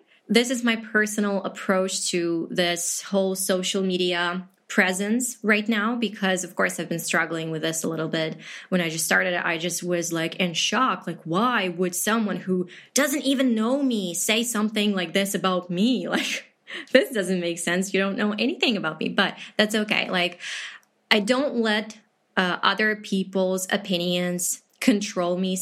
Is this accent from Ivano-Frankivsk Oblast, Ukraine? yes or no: no; Chernivtsi, Chernivtsi Oblast, Ukraine; first language Ukrainian; English is a second language; I'm from Ukraine